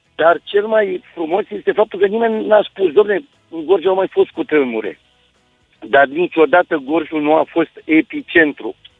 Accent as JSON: {"language": "Romanian", "town": "Târgu Jiu", "region": "Gorj", "country": "Romania", "said": "sunt din Târgu Jiu, locuiesc în Târgu Jiu"}